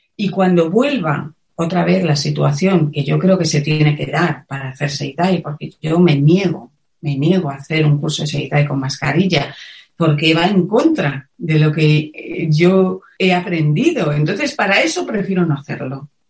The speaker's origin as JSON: {"language": "Spanish", "town": "Madrid", "region": "Community of Madrid", "country": "Spain", "moved": "as an adult", "lives_now": "Cuenca, Spain", "said": "Yo soy de Madrid, aunque ahora vivo en un pequeño pueblo de Cuenca"}